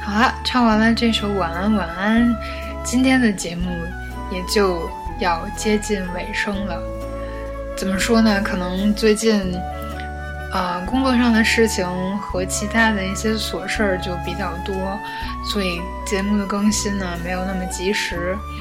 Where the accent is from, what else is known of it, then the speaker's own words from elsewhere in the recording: Changchun, Jilin, China; accent: northern; 其实我是吉林人，我是吉林长春人。所以就是北方人的口音